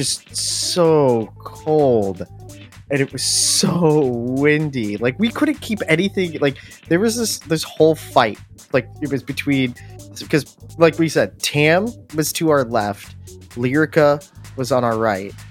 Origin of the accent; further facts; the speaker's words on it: Ohio, United States; Now I lived in cold place, United States, you know. I'm from Ohio